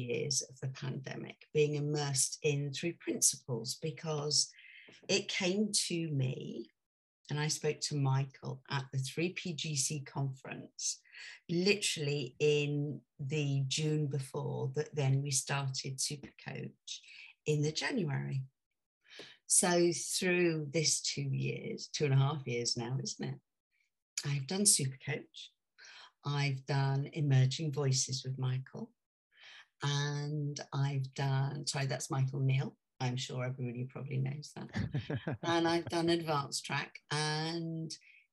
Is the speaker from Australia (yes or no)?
no; United Kingdom; also born or lived in near London; I'm British.